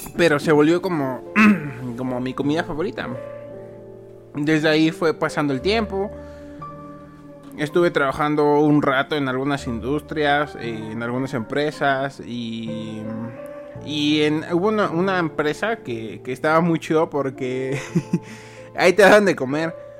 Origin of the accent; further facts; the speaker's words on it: Mexico; como buen mexicano